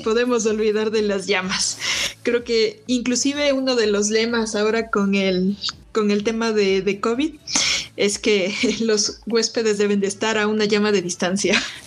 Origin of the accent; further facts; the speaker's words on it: Quito, Pichincha, Ecuador; soy quiteña